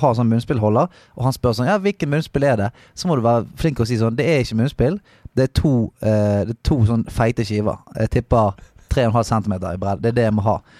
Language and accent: Norwegian; Bergen, Vestland, Norway; jeg er fra Salhus